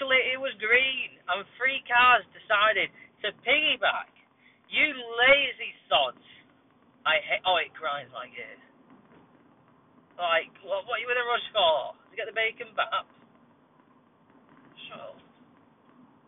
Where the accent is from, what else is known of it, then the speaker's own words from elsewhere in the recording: Bolton, North West England, United Kingdom; also born or lived in Atherton; This is the hometown. I was born in Bolton, you know. I'm a Bolton lad